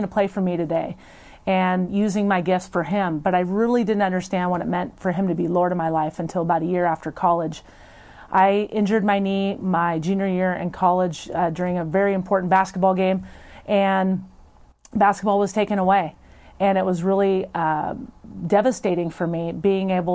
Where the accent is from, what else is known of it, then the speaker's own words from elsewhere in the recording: Portland, Oregon, United States; also born or lived in California / Tigard; I grew up here in Portland. I was born in California. I came when I was really young